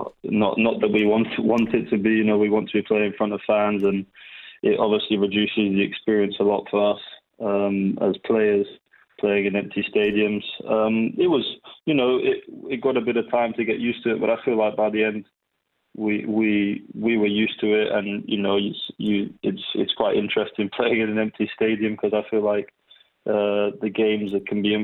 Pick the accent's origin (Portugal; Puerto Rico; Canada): Portugal; moved away; also born or lived in Chiswick; growing up in Portugal